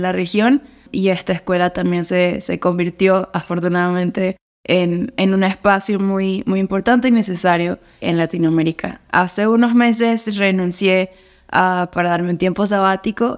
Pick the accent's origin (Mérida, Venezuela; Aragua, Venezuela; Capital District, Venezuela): Mérida, Venezuela; now in Colombia; soy de Mérida, Venezuela, pero vivo en Colombia